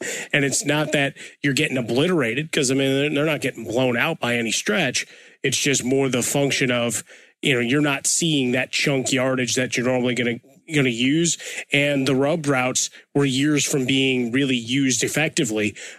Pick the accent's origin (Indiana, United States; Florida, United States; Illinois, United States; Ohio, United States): Illinois, United States; Chicago; Growing up in Chicago, playing football